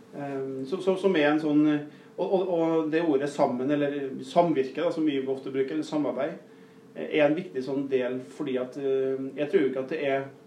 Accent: Nordmøre, Møre og Romsdal, Norway; also born or lived in Northern Norway; now in Rena, Norway; er jeg nordmøring

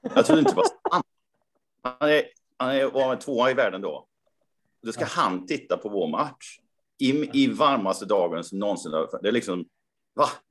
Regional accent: Karlstad, Värmland, Sweden; min hemstad Karlstad

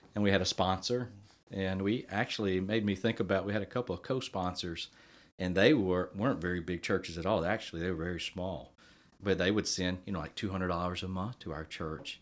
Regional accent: Lake Charles, Louisiana, United States; I'm from Lake Charles, so just north of Lake Charles

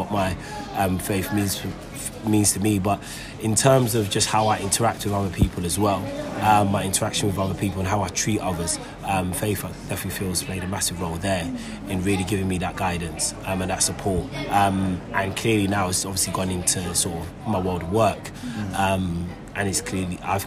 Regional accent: London, United Kingdom; also born or lived in Enfield; Grew up in North London, Tottenham. That's where I grew up

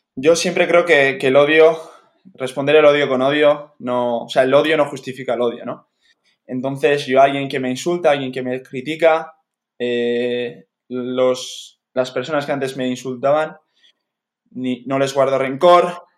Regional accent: Spain; me tenía que volver para España

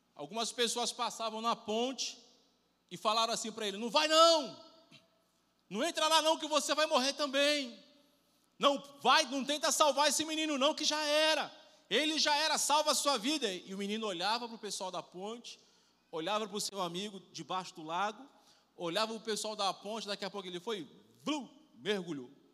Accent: Rio de Janeiro, Brazil; accent: carioca; eu só sou nascido no Rio de Janeiro

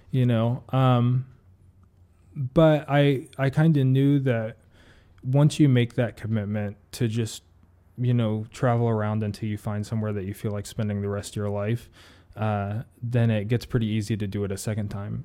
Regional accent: Ohio, United States; moved away; I'm from Ohio originally

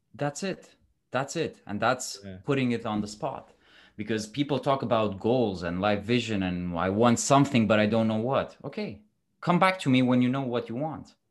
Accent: Romania; moved away as an adult; also born or lived in London / Dubai; I'm originally from Romania

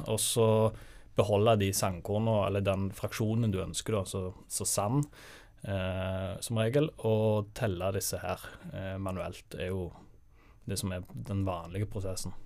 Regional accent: Sandnes, Rogaland, Norway; moved away as an adult; now in Bergen, Norway; jeg er jo fra Sandnes

